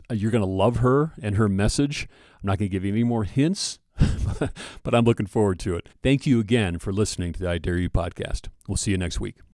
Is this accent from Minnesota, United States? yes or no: yes; Minnesota, United States; I'm from Minnesota also